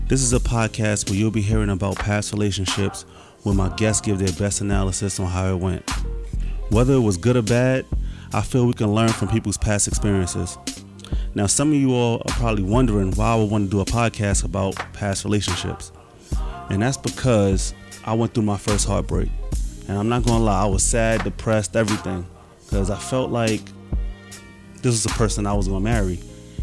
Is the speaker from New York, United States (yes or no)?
yes; New York City, New York, United States; also born or lived in Bronx / Brooklyn / Queens; I'm from Harlem, I was born and raised, but due to my mother passing away, I left at an early age